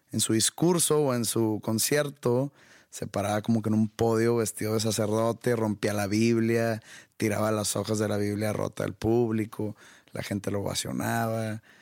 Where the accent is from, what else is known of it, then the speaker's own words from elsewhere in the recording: Mexico; no merecemos ese tipo de shows nosotros como mexicanos y como católicos